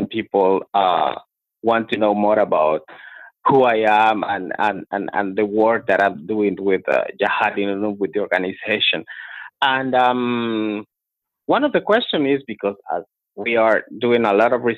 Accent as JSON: {"language": "English", "country": "Guatemala", "tie": "born or raised there", "moved": "yes", "said": "So I was born in Guatemala. I grew up in Guatemala"}